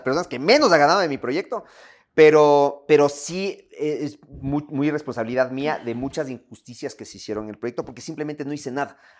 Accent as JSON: {"language": "Spanish", "country": "Ecuador", "said": "me siento bien en mi país, me siento bien escuchando mi música, me siento bien comiendo mi comida, me siento bien no siendo de afuera, estando aquí"}